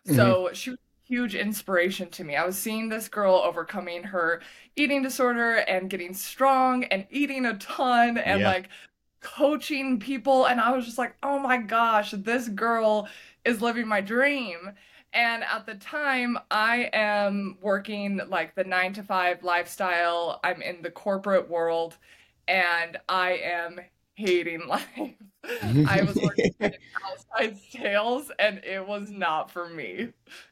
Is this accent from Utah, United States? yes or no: yes; Utah, United States; So originally I am from Utah. I lived in Utah my whole life.